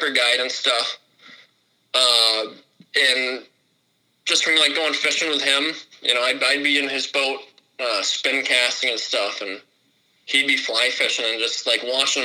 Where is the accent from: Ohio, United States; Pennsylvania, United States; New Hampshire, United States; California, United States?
New Hampshire, United States; Brentwood; I was raised in Brentwood, New Hampshire, which is in the seacoast area.